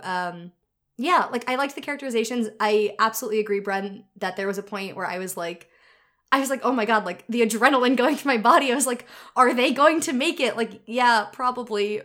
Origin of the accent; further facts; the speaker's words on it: United States; I'm not from New York, but I did grow up, like, fifteen minutes outside of it for most of my life